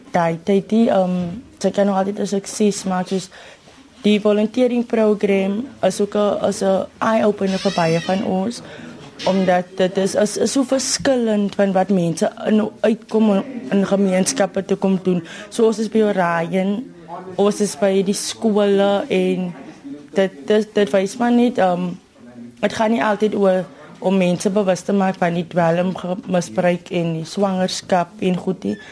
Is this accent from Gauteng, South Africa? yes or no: no; Mamre, Western Cape, South Africa; Ons is vier van Mamre